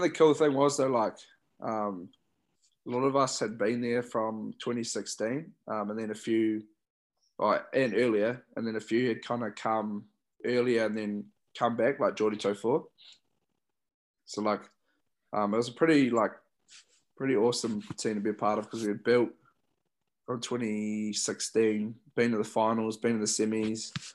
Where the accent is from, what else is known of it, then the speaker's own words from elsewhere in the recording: Christchurch, Canterbury, New Zealand; growing up in Christchurch, watching the Crusaders a lot